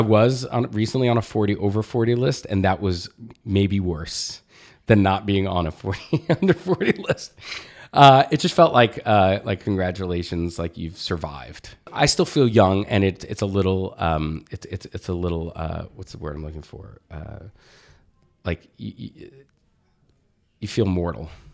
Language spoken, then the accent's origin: English; Jersey Shore, central New Jersey, United States; also born or lived in Brooklyn, New York / Staten Island, New York; I was born in Brooklyn. I lived in Staten Island until I was going into fourth grade. And then, um, I moved to central New Jersey, Jersey Shore